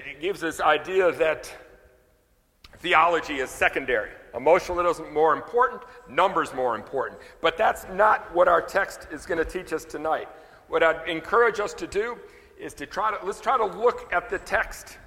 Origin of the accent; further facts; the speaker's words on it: the North, United States; moved away as an adult; now in South Louisiana, United States; I was raised in the North